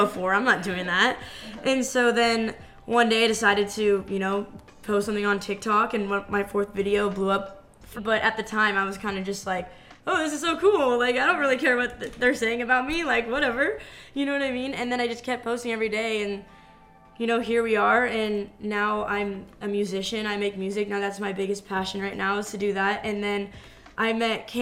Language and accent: English; San Diego, California, United States; moved away as an adult; also born or lived in Hawaii; I'm originally from San Diego, California